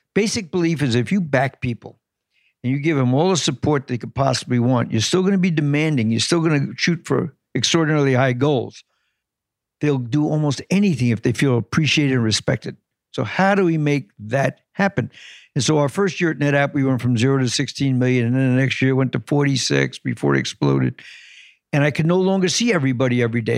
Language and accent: English; Long Island, New York City, United States; I grew up in New York City until I was six